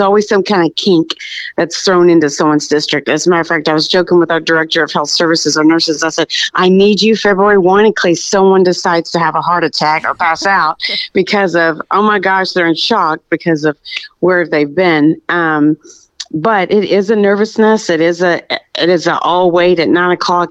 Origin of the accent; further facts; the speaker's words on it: Birdville ISD, Texas, United States; I was born and raised in Birdville ISD